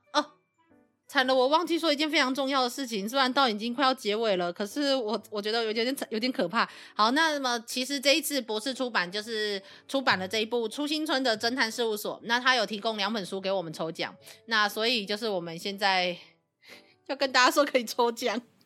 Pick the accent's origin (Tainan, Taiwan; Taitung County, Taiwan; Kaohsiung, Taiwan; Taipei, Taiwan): Kaohsiung, Taiwan; 因为我是高雄人嘛